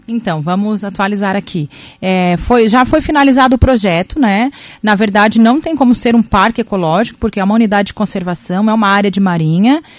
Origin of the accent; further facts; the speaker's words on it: Araranguá, Santa Catarina, Brazil; sou cidadã, cidadã aranguaense, amo a minha terra